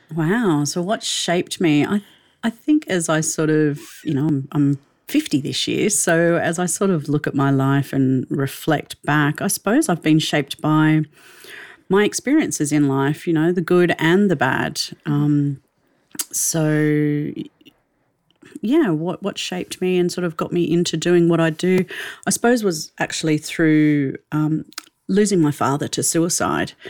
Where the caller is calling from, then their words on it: Melbourne, Victoria, Australia; calling in from Melbourne in Australia